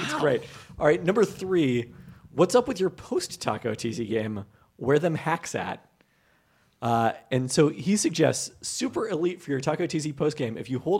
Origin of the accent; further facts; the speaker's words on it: Canada; Like, as a Canadian, you come to expect that you're going to get an inferior version of a lot of American chains and better versions of other things.